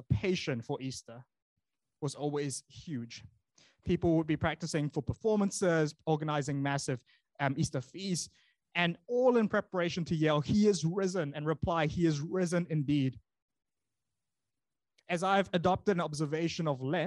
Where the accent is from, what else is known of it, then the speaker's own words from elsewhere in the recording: Malaysia; now in New Zealand; when I grew up in Malaysia